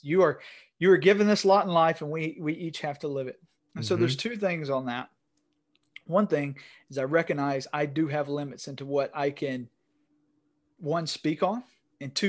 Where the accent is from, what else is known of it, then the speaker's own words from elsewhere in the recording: Northeast Georgia, United States; I'm from Northeast Georgia. I sound like a white male from Northeast Georgia